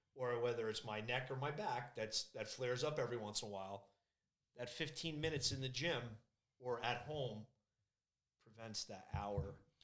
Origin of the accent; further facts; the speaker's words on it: New Jersey, United States; I'm from Jersey.